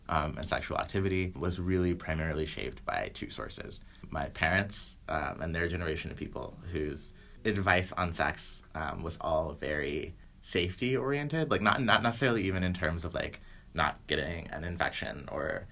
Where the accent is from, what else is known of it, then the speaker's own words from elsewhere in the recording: the South, United States; I'm from the South